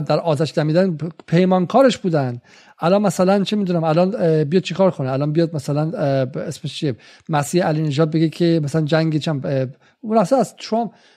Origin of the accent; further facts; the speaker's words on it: Iran; ما در ایران بزرگ شدیم